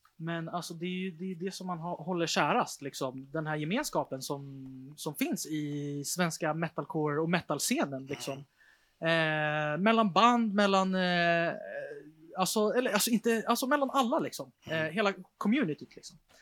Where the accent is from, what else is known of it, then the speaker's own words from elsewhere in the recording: Stockholm, Stockholm County, Sweden; där jag är uppvuxen